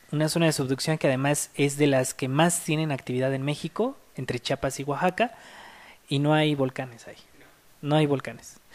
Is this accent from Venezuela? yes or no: no; Peru; el volcán Huaynaputina en mi país, en Perú.